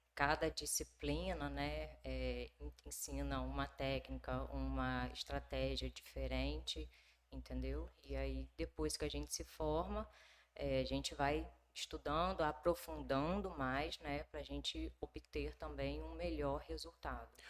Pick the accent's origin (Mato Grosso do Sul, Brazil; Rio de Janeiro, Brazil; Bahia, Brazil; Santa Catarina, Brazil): Rio de Janeiro, Brazil; moved away as an adult; also born or lived in Minas Gerais; now in Nova Venécia, Brazil; eu sou do Rio de Janeiro uhum. e vim a Nova Venécia a trabalho